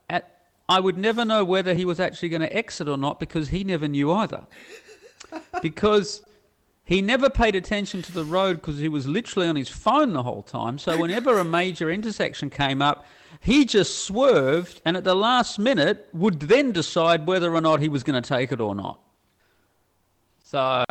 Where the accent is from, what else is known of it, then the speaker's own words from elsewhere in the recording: Australia; moved away; I'm Australian and not an American